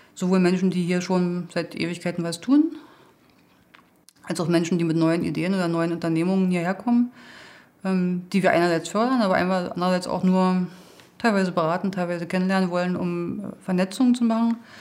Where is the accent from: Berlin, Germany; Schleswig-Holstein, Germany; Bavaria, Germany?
Berlin, Germany; moved away as an adult; now in Uckermark, Germany; ich bin ursprünglich Berliner